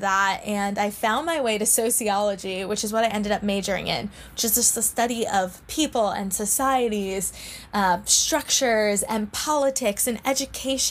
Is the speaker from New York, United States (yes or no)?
yes; New York City, New York, United States; I grew up in New York City, born and raised in an apartment in the middle of Manhattan